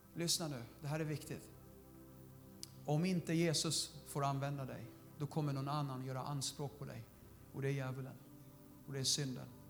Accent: Södertälje, Stockholm County, Sweden; jag är den enda i min familj som är född i, i Sverige, alla andra, vi kommer från Syrien

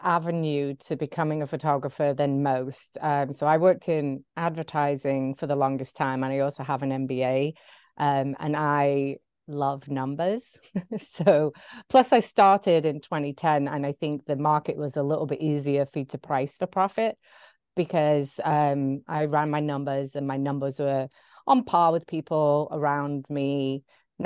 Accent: Brooklyn, New York, United States; accent: English; grew up in Brooklyn. I feel like I'm an American with an English accent, which I am an American with an English accent.

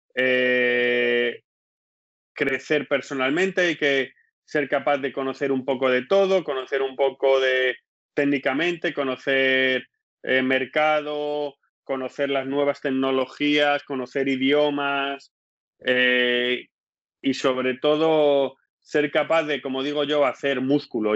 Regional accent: Spain; moved away as an adult; also born or lived in Leeds, England; now in England; soy español

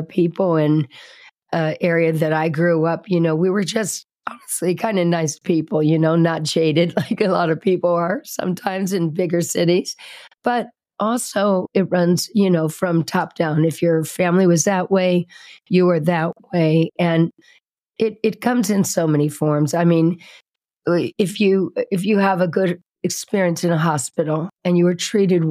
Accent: Indianapolis, Indiana, United States; now in Sedona, United States; I grew up in Indianapolis, Indiana, where all the nice people are

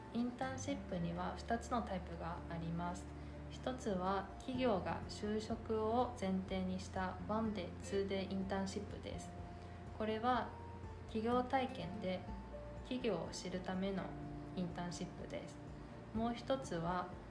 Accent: China; also born or lived in Hangzhou; now in Japan; 私は中国の広州出身です

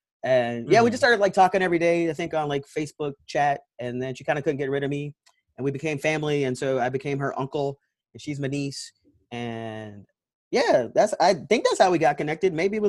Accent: St. Louis, Missouri, United States; moved away as an adult; now in Washington, DC, United States; I'm born and raised in St. Louis, Missouri. Got to DC for the first time in July of 2002. So I have been here off and on for almost 18 years now. So I am not a native Washingtonian, but I like to say I'm rooted here

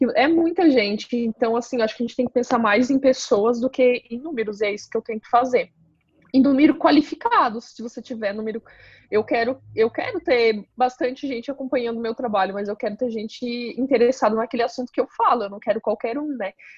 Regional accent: Paraná, Brazil; now in Santa Catarina, Brazil; Eu nasci no Paraná, então quando eu vim para Santa Catarina

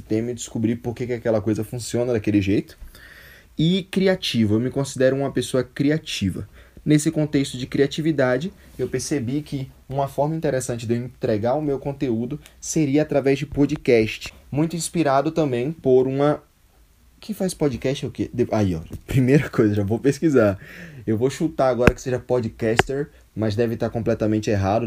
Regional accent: Salvador, Bahia, Brazil; É, sou soteropolitano, Salvador, Bahia, Brasil, minha terra

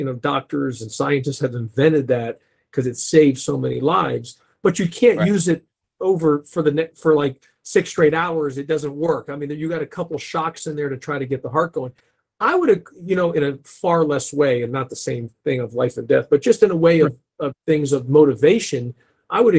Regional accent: Kingwood, Texas, United States; We grew up in Kingwood, Texas, in that Kingwood-Humble area

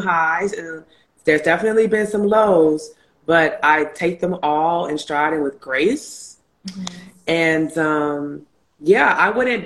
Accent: Chicago, Illinois, United States; moved away as an adult; also born or lived in New York; when I moved from Chicago to New York for undergrad

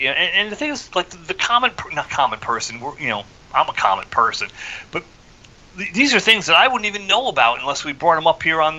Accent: New Jersey, United States; the town I grew up in New Jersey was one of the first towns to have a recycling program

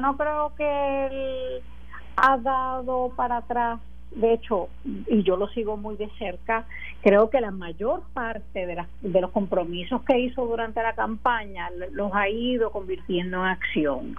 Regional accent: Puerto Rico; como los puertorriqueños y puertorriqueñas que vivimos aquí

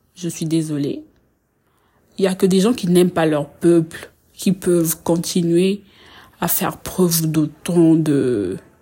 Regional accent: Republic of the Congo; je suis congolaise

